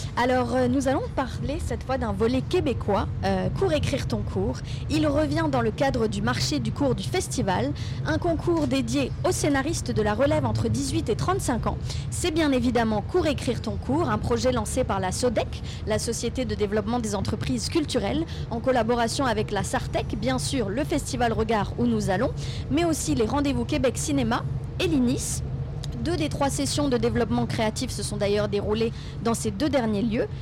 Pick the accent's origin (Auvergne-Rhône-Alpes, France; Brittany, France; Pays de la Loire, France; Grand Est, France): Brittany, France; Breton; je suis bretonne